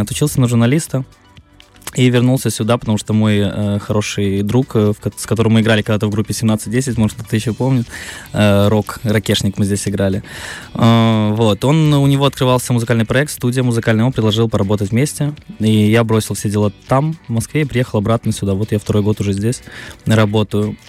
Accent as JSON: {"language": "Russian", "town": "Tiraspol", "region": "Transnistria", "country": "Moldova", "tie": "born or raised there", "also_born_or_lived": "Moscow, Russia", "moved": "as an adult", "said": "Я родился в Тирасполе, проучился после школы год в ПГУ"}